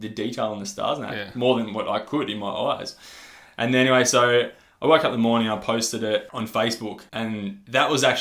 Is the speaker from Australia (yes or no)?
yes; Warrnambool, Victoria, Australia; it's called Cannon Hill in Warrnambool, in my hometown